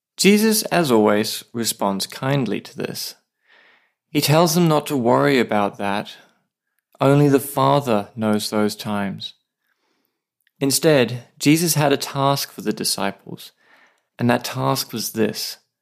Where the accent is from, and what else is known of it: Australia; now in Saipan, Northern Mariana Islands